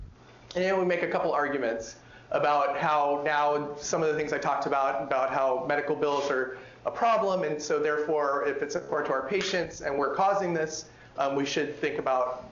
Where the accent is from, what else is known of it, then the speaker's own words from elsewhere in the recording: California, United States; my home state of California